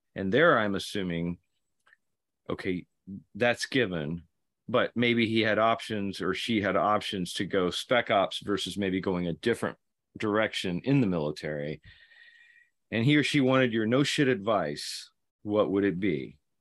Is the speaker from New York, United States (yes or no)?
no; Kentucky, United States; a Marine from Kentucky, my home state